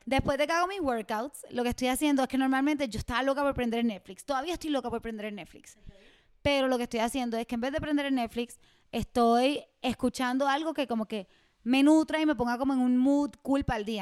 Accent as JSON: {"language": "Spanish", "town": "Mayagüez", "country": "Puerto Rico", "said": "Mayagüez, mi pueblo"}